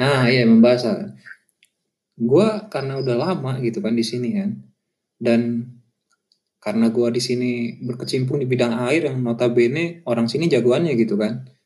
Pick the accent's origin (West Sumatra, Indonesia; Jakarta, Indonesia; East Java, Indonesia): Jakarta, Indonesia; first language Indonesian; moved away as an adult; gue dari kecil main sama orang ya teman-teman gue semua orang Betawi